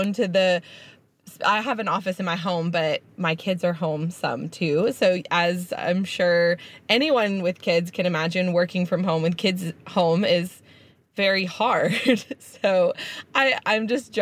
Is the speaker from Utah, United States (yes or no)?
no; Houston, Texas, United States; now in Auburn, United States; I grew up in Houston, one of the largest cities in the country